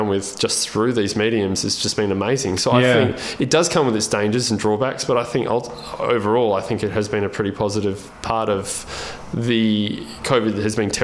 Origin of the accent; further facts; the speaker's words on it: Albany, Western Australia, Australia; I grew up in Albany, in, you know, obviously Albany, the southwest of Western Australia